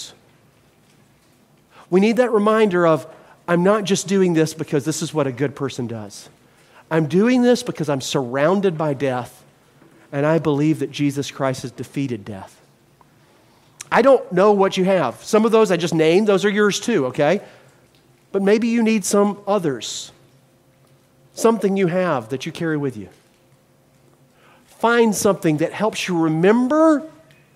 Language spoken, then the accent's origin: English; Mobile, Alabama, United States; moved away; I was raised in Mobile, Alabama, partially, and we have Mardi Gras